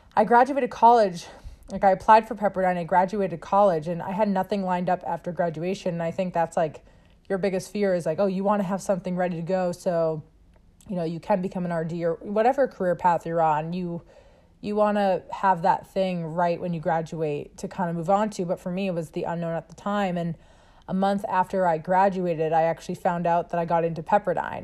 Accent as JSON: {"language": "English", "town": "Sharon", "region": "Massachusetts", "country": "United States", "tie": "born or raised there", "said": "I grew up outside of Boston in Sharon, Mass"}